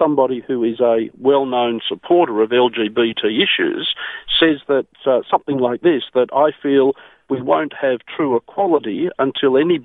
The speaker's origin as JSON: {"language": "English", "country": "Australia", "said": "me as an Australian"}